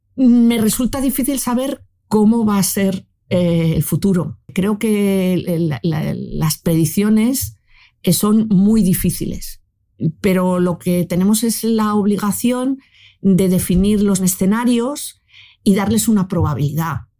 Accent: Spain

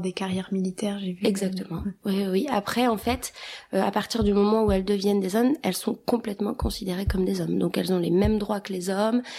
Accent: Kosovo; moved away; on est albanais du Kosovo

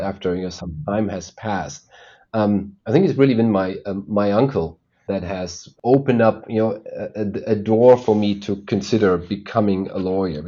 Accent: Germany; I was indeed born and raised in Germany. That's where I still am today.

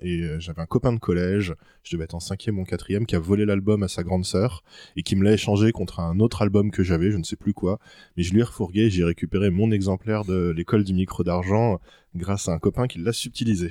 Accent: Orléans, Centre-Val de Loire, France; j'ai 30 ans, je viens d'Orléans

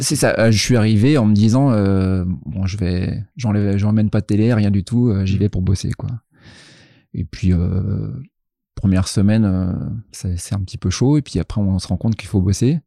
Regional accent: Troyes, Grand Est, France; moved away as an adult; also born or lived in Reims; now in Rouen, France; je suis originaire de Troyes dans l'Aube en Champagne

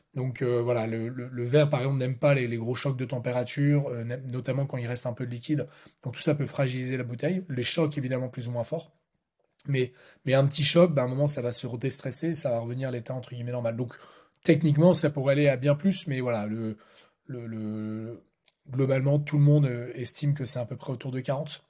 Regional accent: Lille, Hauts-de-France, France; on, est à Lille, hein, on est lillois

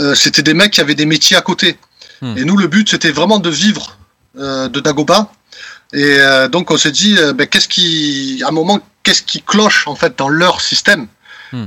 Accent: Marseille, Provence-Alpes-Côte d'Azur, France; En tant que petit Marseillais, voilà, qui, qui, qui fait du métal

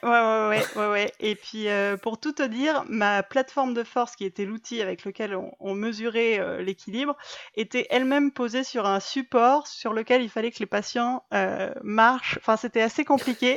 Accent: the Alps, France; moved away as an adult; also born or lived in Montreal, Canada / Marseille; now in Bordeaux, France; j'ai grandi dans les Alpes

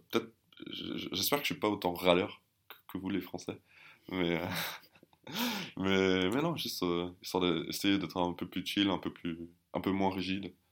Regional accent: Germany; first language German; French is a second language; je parle couramment, bah, déjà l'allemand, forcément, c'est ma, langue maternelle. Euh, ma deuxième langue, c'est le français

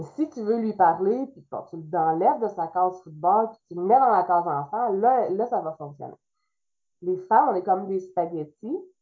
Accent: Trois-Rivières, Quebec, Canada; first language French; je suis québécoise euh, pur comme on dit, là. Je viens de Trois-Rivières. C'est même, je dis Trois-Rivières, mais c'est Saint-Louis-France, un village à côté de Trois-Rivières

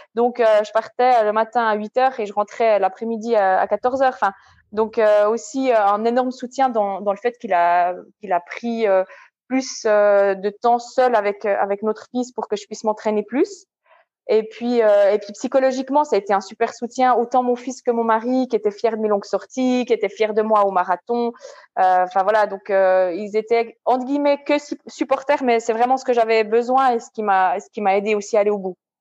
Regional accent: Switzerland; En tant que Suissesse

